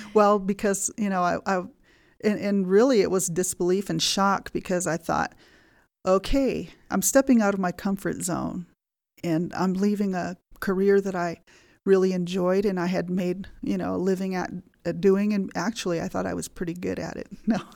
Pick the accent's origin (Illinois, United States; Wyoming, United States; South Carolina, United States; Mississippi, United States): Wyoming, United States; Fort Washakie; also born or lived in Lander, Wyoming; Grew up here at Fort Washakie, going to school at Fort Washakie School.